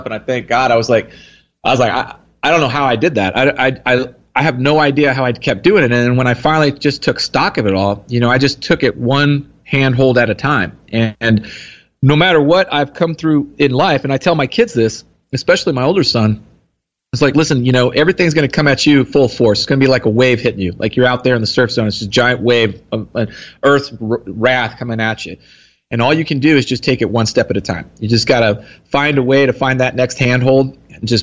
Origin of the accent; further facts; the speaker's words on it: Texas, United States; Here in Texas.